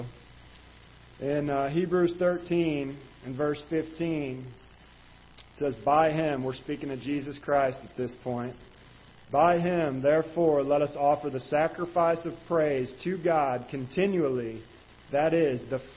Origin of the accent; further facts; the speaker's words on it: Jefferson County, Missouri, United States; I was raised in Jefferson County